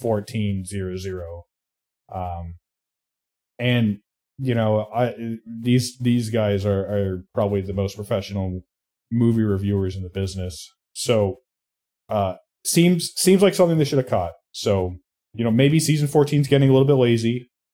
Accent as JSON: {"language": "English", "region": "Indiana", "country": "United States", "tie": "born or raised there", "said": "my home state of Indiana"}